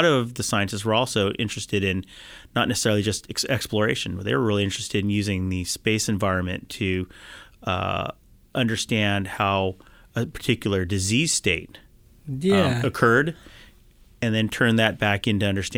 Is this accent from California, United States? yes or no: yes; Mountain View, California, United States; Yep, I back grew up in Mountain View.